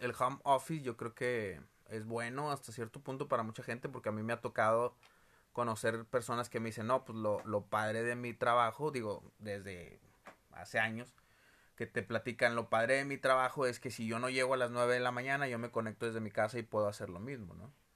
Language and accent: Spanish; Monterrey, Nuevo León, Mexico; todos los regios